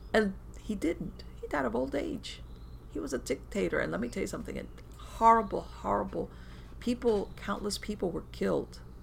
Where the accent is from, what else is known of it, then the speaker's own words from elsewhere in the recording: Florida, United States; I was born in the United States, never been to Cuba, but I grew up surrounded by the Cuban community